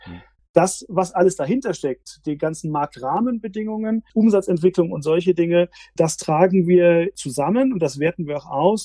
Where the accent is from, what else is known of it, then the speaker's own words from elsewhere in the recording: Frankfurt, Hesse, Germany; ich bin tatsächlich im Frankfurter Umfeld aufgewachsen